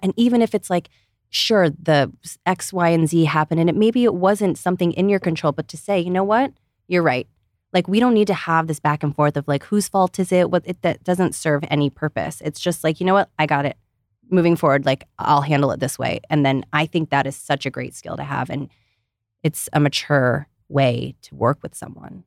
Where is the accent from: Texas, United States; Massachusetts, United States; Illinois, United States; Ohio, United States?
Ohio, United States; growing up in Ohio